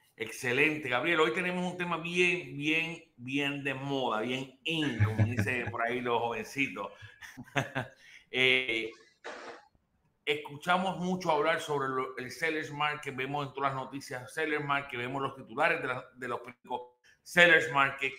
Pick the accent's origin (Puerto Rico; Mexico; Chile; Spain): Puerto Rico; moved away; yo soy puertorriqueño, en mi, país